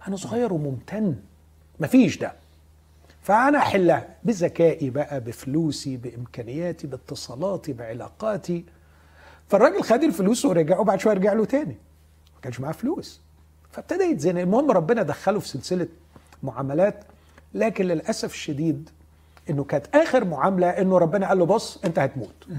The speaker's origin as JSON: {"language": "Arabic", "country": "Egypt", "said": "احنا بنهرج كمصريين"}